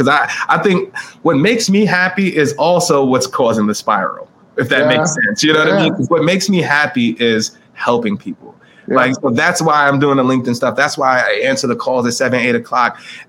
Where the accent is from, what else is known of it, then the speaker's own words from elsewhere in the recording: New York City, New York, United States; from the Bronx.